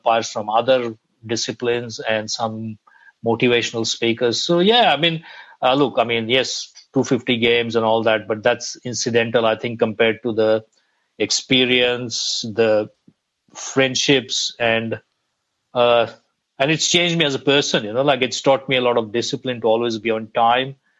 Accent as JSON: {"language": "English", "country": "India", "said": "I'm from India."}